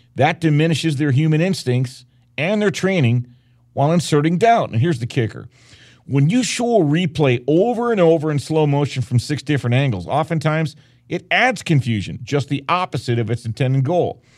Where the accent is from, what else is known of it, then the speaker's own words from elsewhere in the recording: Detroit, Michigan, United States; now in Las Vegas, United States; my hometown of Detroit, where I covered the Lions for ten years